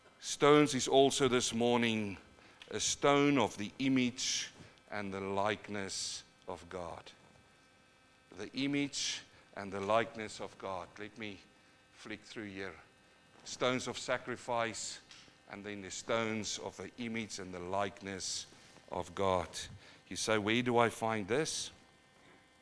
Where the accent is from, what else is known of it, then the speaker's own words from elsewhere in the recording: New Zealand; also born or lived in South Africa; now in Australia; I come from New Zealand, and I've got a few Maori bros there